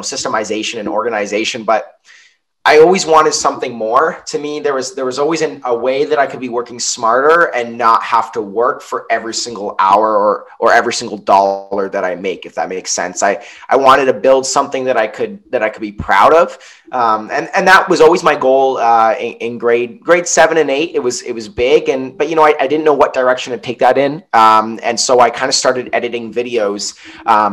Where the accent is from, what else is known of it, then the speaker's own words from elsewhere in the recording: Niagara-on-the-Lake, Ontario, Canada; I'm from Niagara on the Lake. My mom's American. She moved here, met my dad. They built a house here. I haven't moved anywhere else